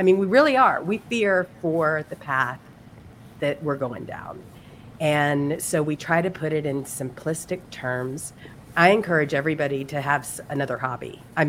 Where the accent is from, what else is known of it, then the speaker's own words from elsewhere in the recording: Mississippi, United States; also born or lived in Florida; And so, actually, originally I'm from Mississippi, but I lived in Florida